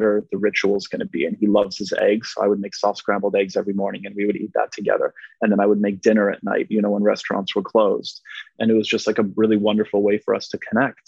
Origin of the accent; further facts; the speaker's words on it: Montreal, Quebec, Canada; first language Polish; English is a second language; moved away; also born or lived in West Virginia; I was raised in Montreal, which is a very diverse, multicultural city.